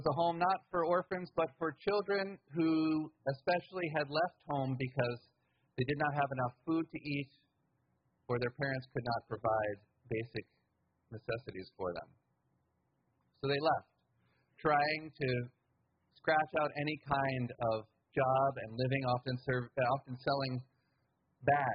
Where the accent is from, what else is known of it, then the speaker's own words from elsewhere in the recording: United States; I grew up middle class in the United States in a white household